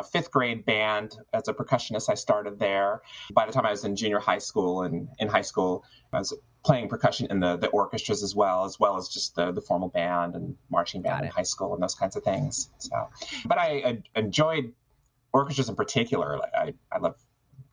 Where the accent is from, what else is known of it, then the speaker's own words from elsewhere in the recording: Arizona, United States; also born or lived in Texas; I came here from Texas when I was very young and spent most of my years in Arizona.